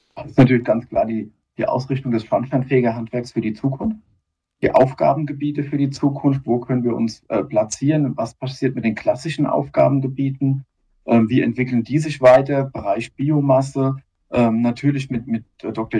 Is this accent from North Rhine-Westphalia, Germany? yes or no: no; near Darmstadt, Hesse, Germany; also born or lived in Otzberg; ein hessischer Bub, ganz genau. und bin aus der Nähe ja, von Darmstadt